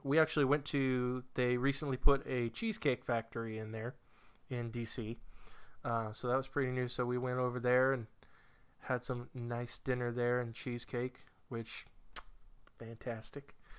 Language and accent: English; New Hampshire, United States; moved away as an adult; now in Virginia, United States; moving from New Hampshire to Virginia